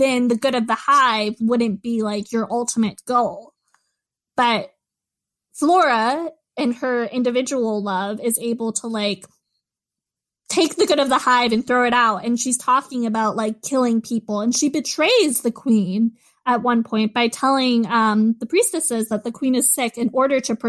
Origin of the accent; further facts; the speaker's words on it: United States; as an American